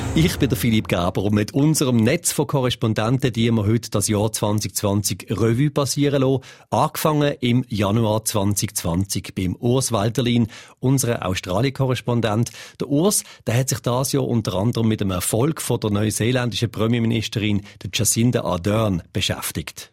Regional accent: Switzerland; Bei uns in der Schweiz

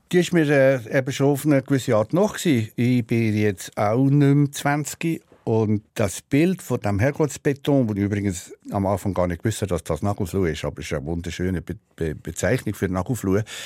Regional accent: Switzerland; accent: Berndeutsch; first language Swiss German; also born or lived in Solothurn; Berndeutsch ist ein äh, Teil von meiner, von meiner Muttersprache. Also meine Mutter war Solothurner

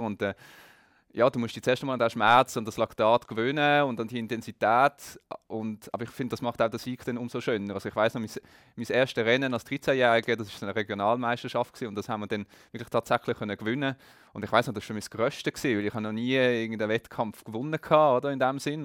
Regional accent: Geneva, Switzerland; Ich bin in Genf aufgewachsen, nicht gerade am See, aber doch in Reichweite mit dem Velo zu erreichen

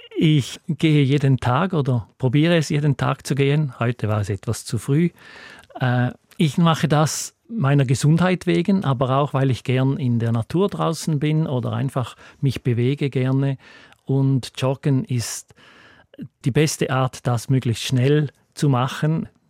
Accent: Appenzell, Switzerland; moved away as an adult; bin im Appenzeller Land aufgewachsen und mit 30 Jahren ausgewandert

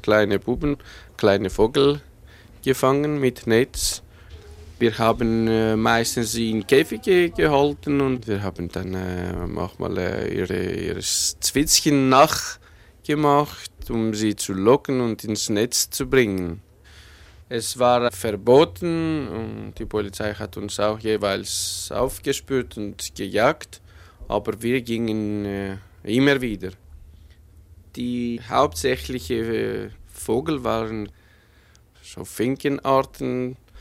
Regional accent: Thessaloniki, Central Macedonia, Greece; German is a second language; moved away; in Nordgriechenland, in der Stadt Thessaloniki, aufgewachsen.

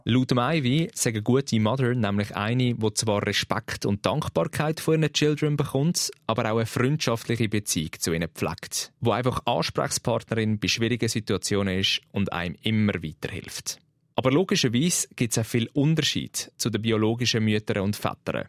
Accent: Switzerland; bei uns in der Schweiz

